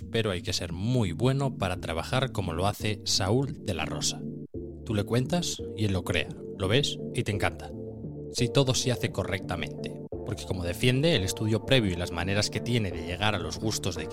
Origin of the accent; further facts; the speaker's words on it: near Cangas del Narcea, Asturias, Spain; cuando me preguntan de dónde eres, digo, nada, de cerca